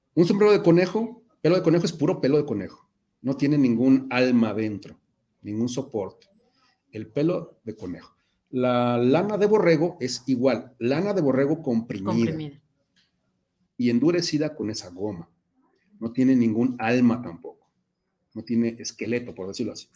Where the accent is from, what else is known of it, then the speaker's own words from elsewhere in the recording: Mexico; nosotros mismos como mexicanos